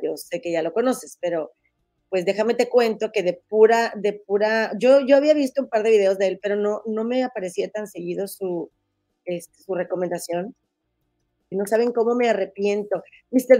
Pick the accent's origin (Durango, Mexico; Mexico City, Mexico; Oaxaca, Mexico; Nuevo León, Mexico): Nuevo León, Mexico; Monterrey; moved away as an adult; now in Chicago, United States; soy de Monterrey, pero tengo cinco años viviendo aquí en Chicago